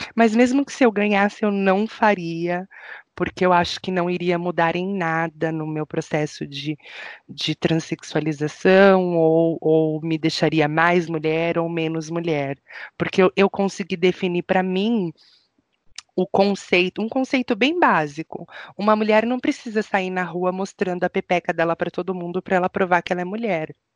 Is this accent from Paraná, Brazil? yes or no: no; São Paulo, Brazil; now in Curitiba, Brazil; Eu, que sou paulistana